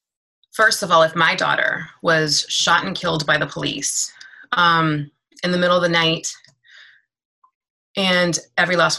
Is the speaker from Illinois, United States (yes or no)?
no; Washington, District of Columbia, United States; moved away as an adult; now in Maryland, United States; I am originally from Washington, D.C., born and bred. I am in Maryland because gentrification pushed me out.